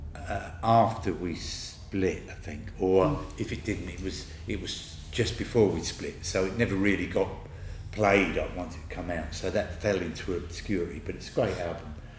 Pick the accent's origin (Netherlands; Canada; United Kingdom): United Kingdom; Harlow, East of England; My hometown is Harlow, and the best place to be there is in my house